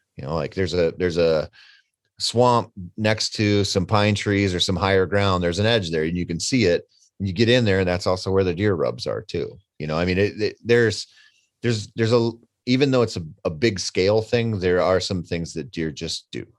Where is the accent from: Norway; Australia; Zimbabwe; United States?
United States; Minnesota; I come from Minnesota, and we have one of the earliest gun seasons in the country